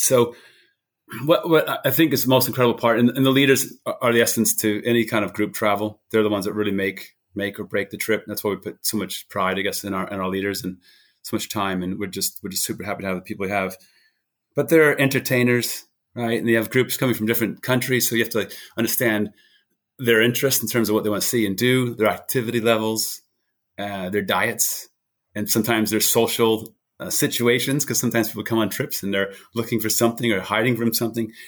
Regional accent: New Hampshire, United States; moved away as an adult; also born or lived in Boulder, Colorado / United Kingdom; I grew up in New Hampshire

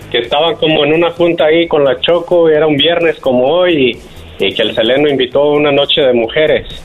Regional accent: Guanajuato, Mexico; now in Colma, United States; Soy de Guanajuato

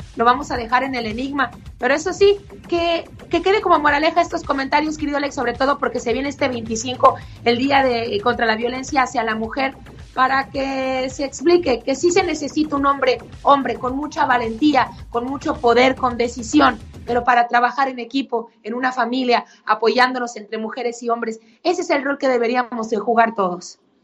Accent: Mexico; now in United States

